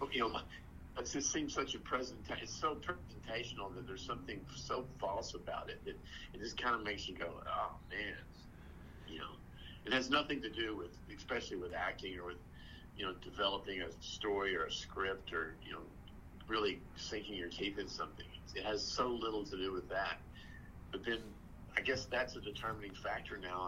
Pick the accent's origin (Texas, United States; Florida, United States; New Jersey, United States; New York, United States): Texas, United States; I'm from Texas